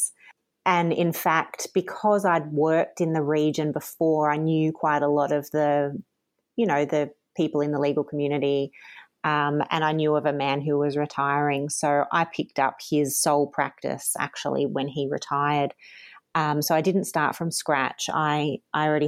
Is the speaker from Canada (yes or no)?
no; Wangaratta, Victoria, Australia; moved away as an adult; also born or lived in Wallan, Victoria / Romsey, Victoria; I've lived in country Victoria, you know, for most of my life. I'm originally from Wangaratta